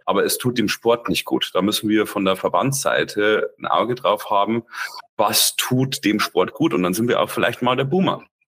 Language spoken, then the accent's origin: German; Germany